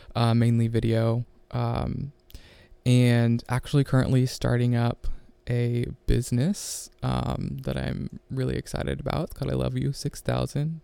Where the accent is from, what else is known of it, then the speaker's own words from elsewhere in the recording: Ohio, United States; I'm from Ohio. Uh, grew up on a farm